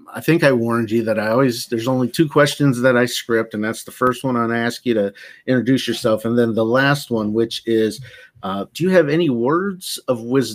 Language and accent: English; United States; being American